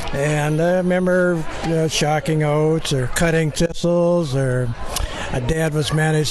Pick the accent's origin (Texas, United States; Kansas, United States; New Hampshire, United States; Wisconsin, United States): Wisconsin, United States; the family farm in Crawford County; born or raised there; moved away as an adult